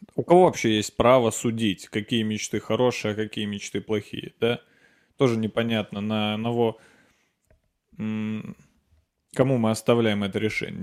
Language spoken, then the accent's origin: Russian; Nizhny Novgorod, Nizhny Novgorod Oblast, Russia; born or raised there; moved away